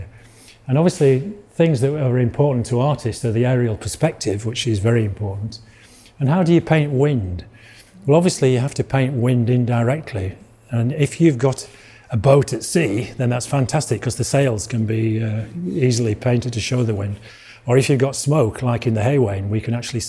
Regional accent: Yorkshire and the Humber, United Kingdom; accent: Yorkshire; now in Malvern, United Kingdom; I come from Yorkshire originally, you can probably tell from my accent. But I live near Malvern now.

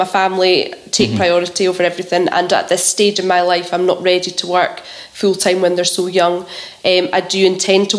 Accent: Coldstream, Scotland, United Kingdom; also born or lived in Duns / Glasgow; I was brought up in Coldstream. I went to school Coldstream and then secondary at Duns

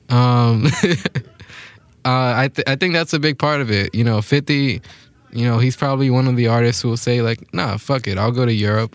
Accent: New York City, New York, United States; both of us growing up in Queens

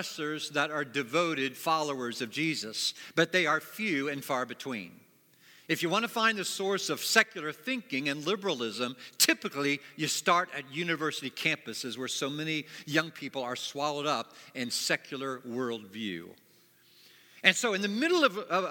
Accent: Springfield, Ohio, United States; moved away as an adult; also born or lived in Plainfield, Indiana; now in Indiana, United States; I'm from Springfield, Ohio. It's where I grew up.

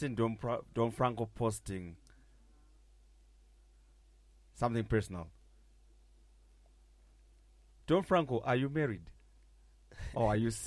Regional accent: Zimbabwe; I'm from Zimbabwe.

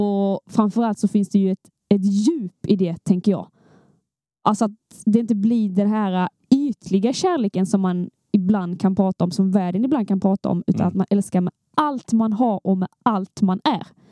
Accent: Skåne, Sweden; vi är två skåningar

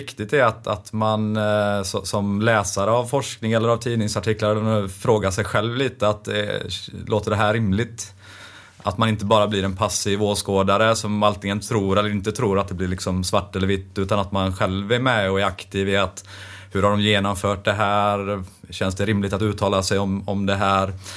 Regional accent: Västergötland, Västra Götaland, Sweden; accent: västgöte; Det hörs ju att jag är västgöte

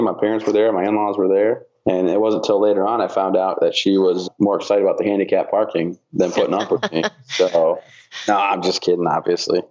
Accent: Vassar, Michigan, United States; I grew up in Michigan, little town called Vassar, right outside of Flint and Saginaw kind of area

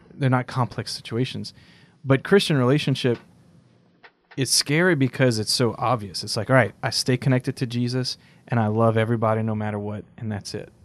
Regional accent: South Louisiana, United States; I'm from South Louisiana

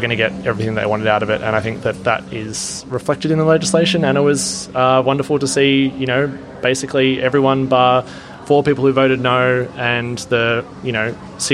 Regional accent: Blue Mountains, New South Wales, Australia; where I grew up up in the Blue Mountains

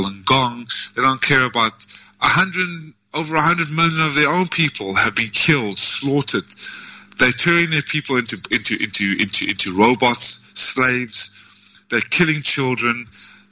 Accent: South Africa; also born or lived in United States; now in Vietnam; I am in Vietnam and I come from South Africa

